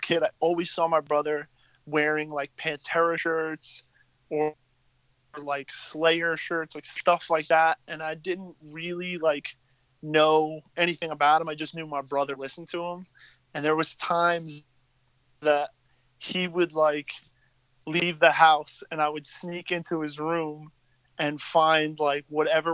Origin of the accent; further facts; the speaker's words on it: Long Island, New York, United States; growing up in Long Island, from my experience at least, like, basically went to school with the cast of the Jersey Shore